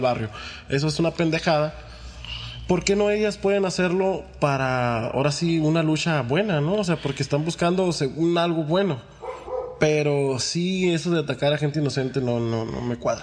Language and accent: Spanish; Mexico; como mexicanos somos hermanos